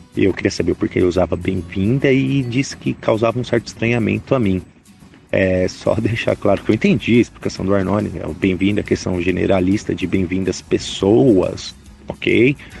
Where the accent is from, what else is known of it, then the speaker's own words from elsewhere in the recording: São Paulo, Brazil; also born or lived in family from southern Brazil; now in interior of São Paulo state, Brazil; eu nasci em São Paulo, sou do Butantã, estou erradicado